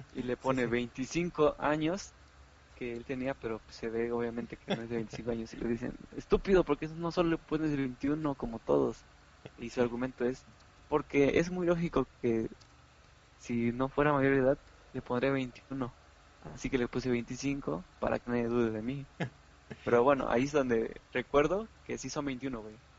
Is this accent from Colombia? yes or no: no; Mexico; como jóvenes, como mexicanos, como humanos